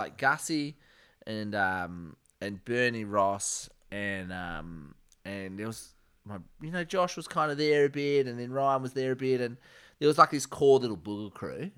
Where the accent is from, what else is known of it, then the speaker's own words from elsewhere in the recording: Margaret River, Western Australia, Australia; I was born in Margaret River